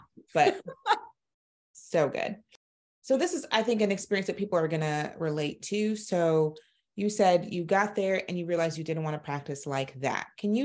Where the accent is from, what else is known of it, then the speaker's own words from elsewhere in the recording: Brooklyn, New York, United States; shout out to New York City because I'm a Brooklyn girl and you're a Bronx girl. So, you know, those roots never die.